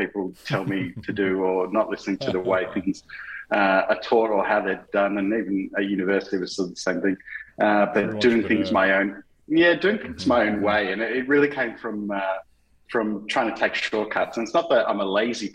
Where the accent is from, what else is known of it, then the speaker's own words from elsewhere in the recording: Melbourne, Victoria, Australia; I'm from Melbourne, born and bred, still live here in Melbourne